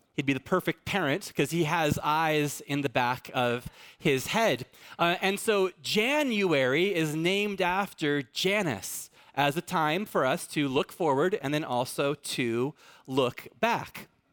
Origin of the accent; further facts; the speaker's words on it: Fallbrook, California, United States; I'm in, I'm from Fallbrook